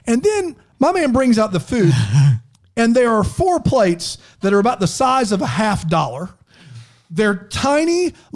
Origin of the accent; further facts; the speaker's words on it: South Carolina, United States; I'm from South Carolina